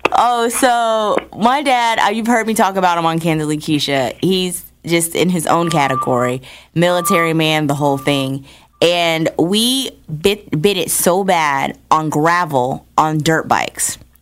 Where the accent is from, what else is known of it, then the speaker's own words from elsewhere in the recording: New Jersey, United States; I'm originally from New Jersey